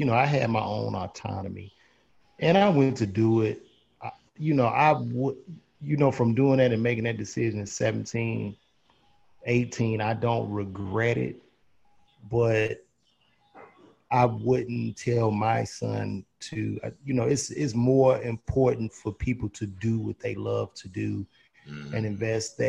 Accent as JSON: {"language": "English", "town": "Chicago", "region": "Illinois", "country": "United States", "tie": "born or raised there", "said": "growing up in the Midwest"}